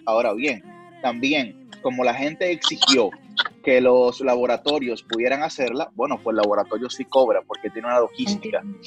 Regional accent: Dominican Republic; representé al país en España

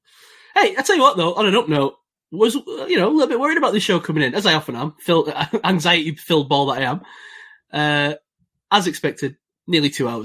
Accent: England, United Kingdom; I'm English, fine. Yeah, I'm culturally English

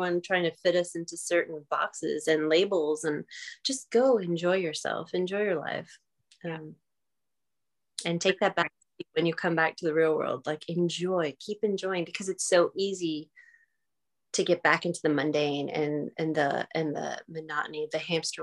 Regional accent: New York, United States; being a New Yorker, we don't have fires

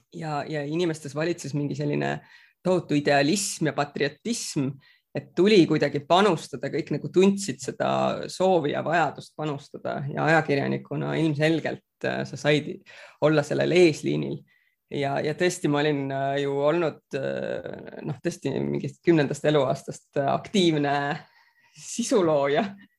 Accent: Rapla, Rapla County, Estonia; also born or lived in Hagudi, Estonia / Palo Alto, United States / Singapore / London, United Kingdom; meil oli, oli selles mõttes väga tore seal Raplas kasvada. ja tegelikult ma kolisin ära Raplast juba üheteistaastaselt

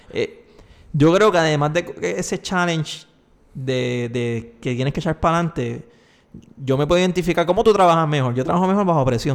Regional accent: Puerto Rico

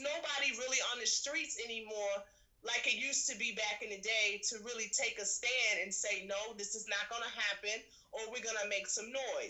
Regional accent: New York City, New York, United States; I grew up in Red Hook West Projects.

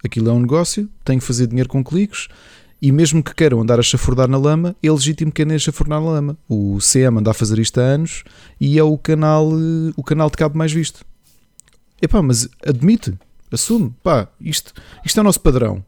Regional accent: Portugal; nós somos portugueses

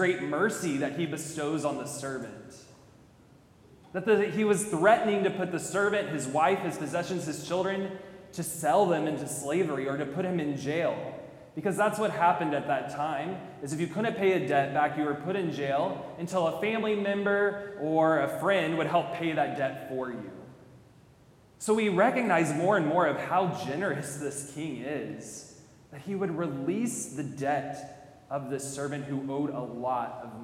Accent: College Station, Texas, United States; I'm from College Station

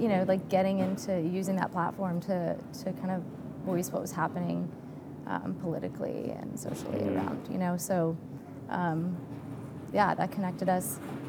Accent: Atlanta, Georgia, United States; moved away as an adult; now in Charlotte, United States; I'm from Atlanta

